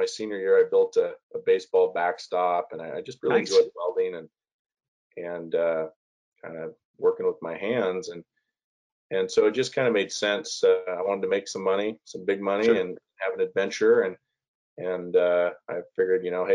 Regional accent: Curlew, Washington, United States; I grew up in a very small town called Curlew, east side of the state, right off the Canadian border

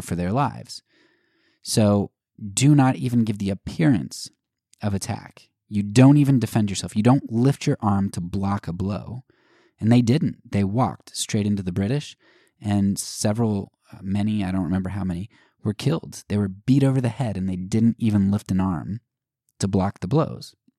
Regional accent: United States; as an American

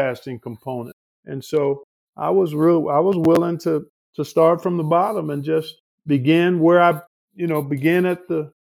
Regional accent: Cleveland, Ohio, United States; moved away as an adult; also born or lived in Indianapolis; My hometown of Cleveland.

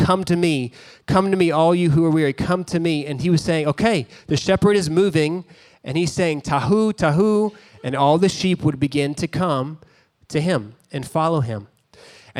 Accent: Dallas, Texas, United States; I grew up in Dallas. I love Dallas.

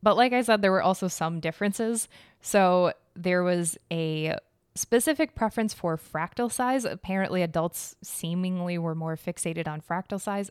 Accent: United States; I'm American.

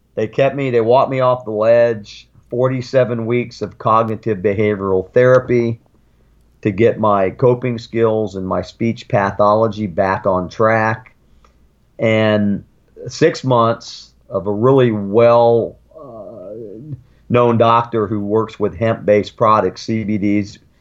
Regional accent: Sarasota, Florida, United States; also born or lived in Germany; I grew up in Florida.

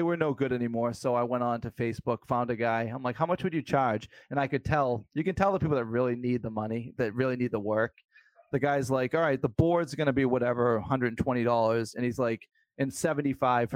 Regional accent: near Boston, Massachusetts, United States; I grew up near Boston

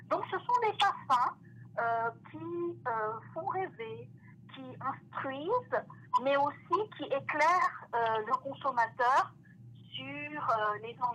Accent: France; now in Toronto, Canada; lorsque j'ai quitté la France pour euh, m'installer ici à Toronto, cette passion ne m'a pas quittée

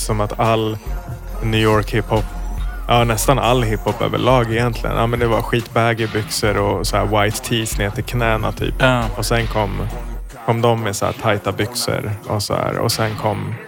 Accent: Sweden; som svensk

